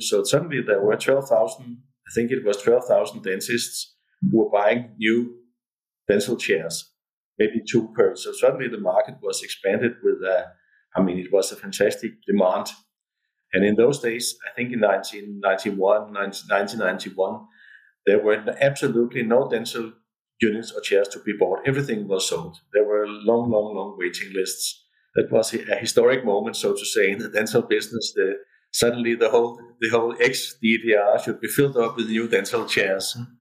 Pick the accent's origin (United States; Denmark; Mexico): Denmark